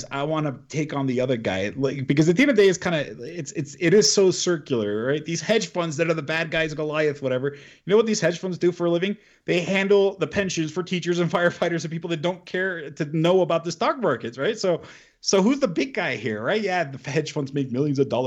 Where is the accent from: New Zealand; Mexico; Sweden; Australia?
Mexico; moved away; also born or lived in United States; I was born and raised in Mexico for a few years, and I lived in the U.S.